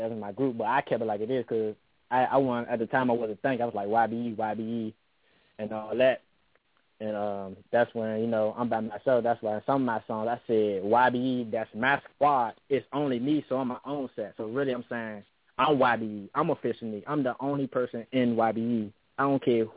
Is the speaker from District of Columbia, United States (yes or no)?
yes; Washington, District of Columbia, United States; I was born in Southeast, you hear me? Raised in, around Conator Street